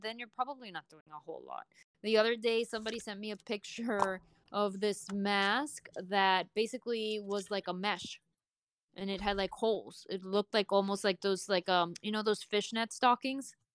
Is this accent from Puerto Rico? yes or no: yes; Puerto Rico; I'm from Puerto Rico